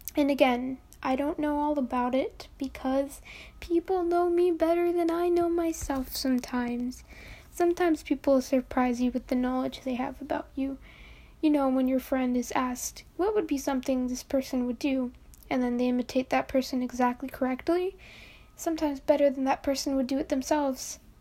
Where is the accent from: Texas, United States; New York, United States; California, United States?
New York, United States; I'm from New York.